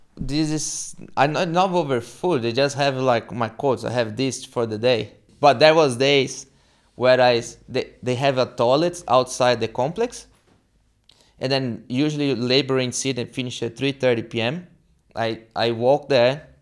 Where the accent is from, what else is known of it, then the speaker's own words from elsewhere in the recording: São Paulo, Brazil; moved away as an adult; now in Townsville, Australia; I'm from Brazil, São Paulo. And, yeah, I came to Australia when I was twenty-eight